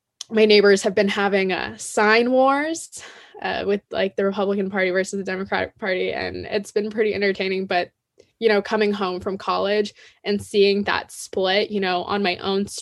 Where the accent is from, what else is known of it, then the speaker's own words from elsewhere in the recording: Palos Verdes, California, United States; I'm a junior from Palos Verdes, California